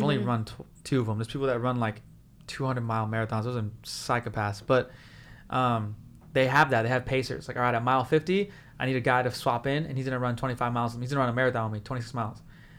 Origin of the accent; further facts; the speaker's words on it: Whittier, California, United States; Whittier. That's my hometown.